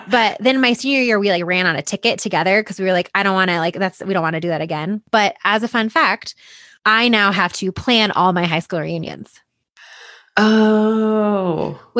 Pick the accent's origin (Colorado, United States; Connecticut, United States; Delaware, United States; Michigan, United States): Colorado, United States; Boulder; And I grew up in Boulder.